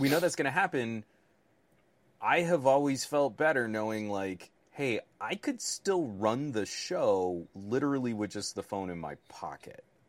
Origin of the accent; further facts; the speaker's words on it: United States; as a American